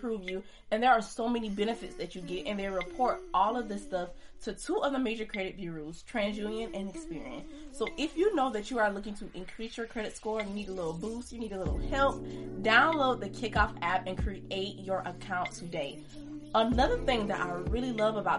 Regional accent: Kingstree, South Carolina, United States; I'm from King Street, South Carolina

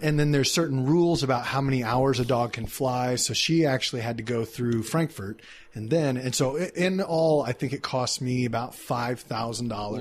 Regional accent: Dallas, Texas, United States; moved away; In Texas, I'm from Dallas

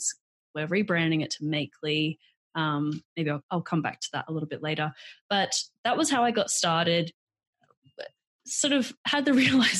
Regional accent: Australia; moved away as an adult; also born or lived in New York; So I'm Australian, born and raised in Australia

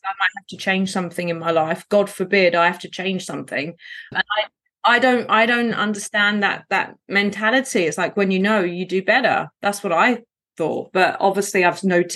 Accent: London, United Kingdom; I grew up in poverty in Southeast London on what's called a council estate

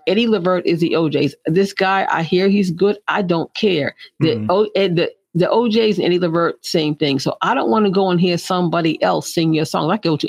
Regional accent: Boston, Massachusetts, United States; now in Philadelphia, United States; I live there. I'm from Boston.

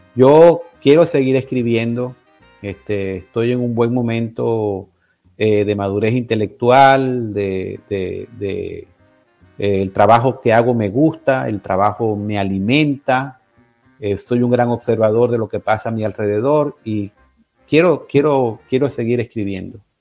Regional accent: Venezuela; moved away; en mi país

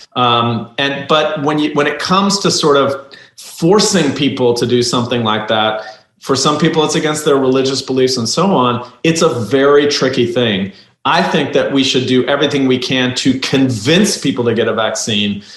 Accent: Turkey; moved away; I'm from Turkey originally

